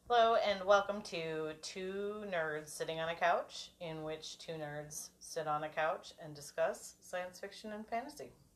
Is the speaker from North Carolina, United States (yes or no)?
no; Minneapolis, Minnesota, United States; we're from Minneapolis